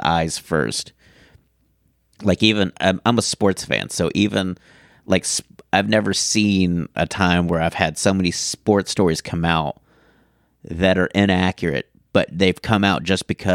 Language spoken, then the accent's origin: English; Houston, Texas, United States; now in Dallas, United States; where I grew up in Houston